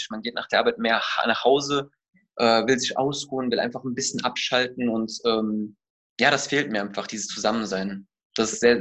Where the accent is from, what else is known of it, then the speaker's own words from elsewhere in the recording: United States; born there; also born or lived in Germany; ich bin gebürtiger Amerikaner und äh, durch meinen leiblichen Vater Deutscher auch, aber habe beide Staatsangehörigkeiten, habe in beiden Ländern gelebt